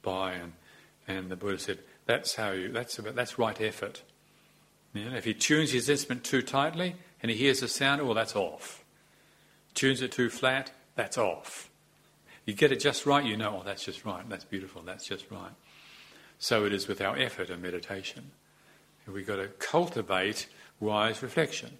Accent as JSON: {"language": "English", "country": "New Zealand", "tie": "born or raised there", "also_born_or_lived": "Thailand / Europe", "moved": "as an adult", "said": "Growing up in New Zealand"}